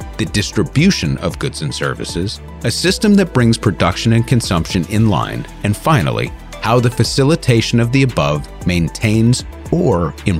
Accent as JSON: {"language": "English", "region": "New York", "country": "United States", "tie": "born or raised there", "said": "as a New Yorker, it's not something I ever thought about growing up"}